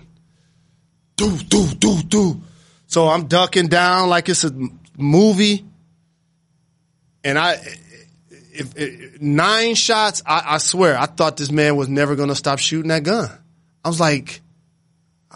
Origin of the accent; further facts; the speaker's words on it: Detroit, Michigan, United States; I'm from Detroit.